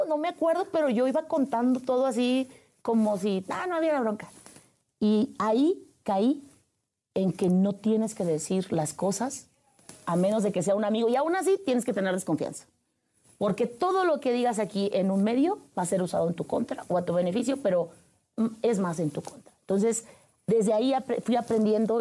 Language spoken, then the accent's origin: Spanish; Huasteca, Veracruz, Mexico; moved away; Nacida en el estado de Veracruz, la perla de la Huasteca, entre la hidalguense y la potosina, a un lado muy cerca de Tamaulipas.